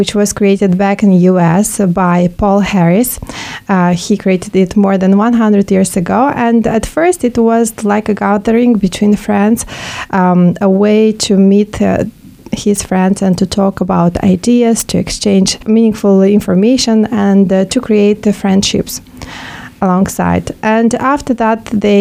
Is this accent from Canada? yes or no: no; Moldova; moved away as an adult; now in Luxembourg; I come from Republic of Moldova